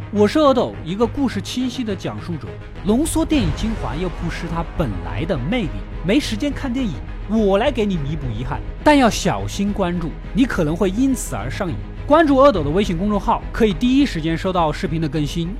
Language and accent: Chinese; China; 我们中国人